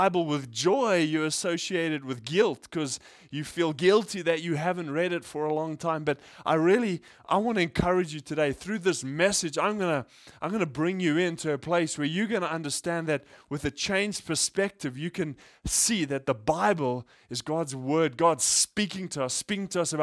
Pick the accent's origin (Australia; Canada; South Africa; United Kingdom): South Africa; now in Japan; I grew up in South Africa